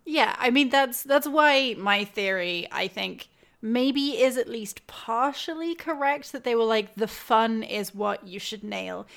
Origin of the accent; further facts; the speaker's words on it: United Kingdom; outsider here, meaning I'm British